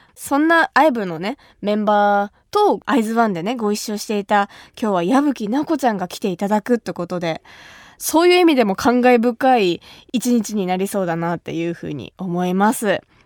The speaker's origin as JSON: {"language": "Japanese", "region": "Kumamoto", "country": "Japan", "tie": "born or raised there", "moved": "as an adult", "lives_now": "Tokyo, Japan", "said": "私の地元熊本"}